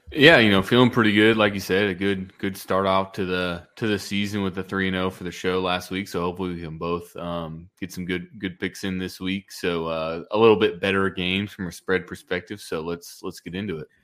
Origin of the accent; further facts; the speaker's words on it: Eugene, Oregon, United States; now in Houston, United States; I grew up actually in Eugene, Oregon